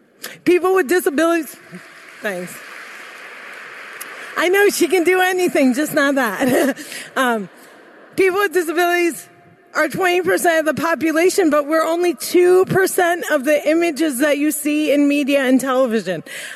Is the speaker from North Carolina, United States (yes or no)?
no; New Jersey, United States; And I'd say, "I'm from Jersey." Growing up, my parents taught me to dream big, and like most Muslim girls growing up in America